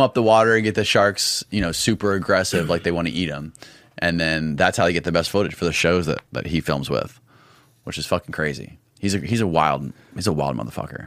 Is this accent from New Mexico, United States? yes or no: no; Indian Rocks Beach, Florida, United States; Indian Rocks Beach, Florida